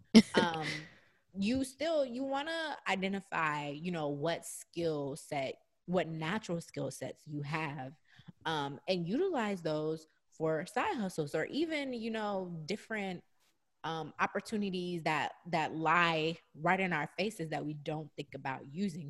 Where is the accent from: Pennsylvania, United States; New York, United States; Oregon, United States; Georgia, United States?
Georgia, United States; Atlanta; moved away; I had gone back home this entire summer. So I was in, you know, my hometown, Atlanta